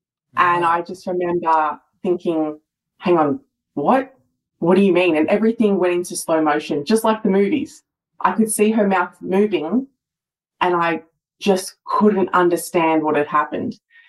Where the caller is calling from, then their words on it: Melbourne, Victoria, Australia; So I'm joining you from Melbourne, Australia.